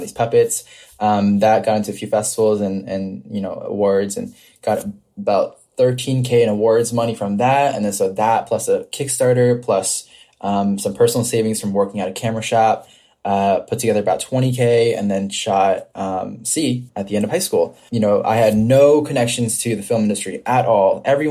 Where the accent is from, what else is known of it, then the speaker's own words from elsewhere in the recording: United States; I am Korean American